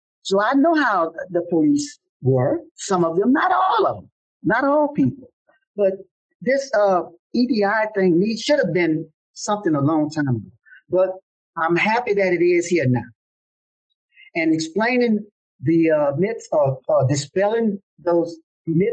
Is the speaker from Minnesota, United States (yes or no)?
no; New Orleans, Louisiana, United States; I grew up in the Desire Housing Project